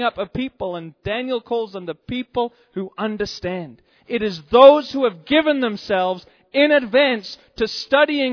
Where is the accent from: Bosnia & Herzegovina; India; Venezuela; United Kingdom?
United Kingdom; England; now in United States; I'm from England, incidentally. That's where I come from originally.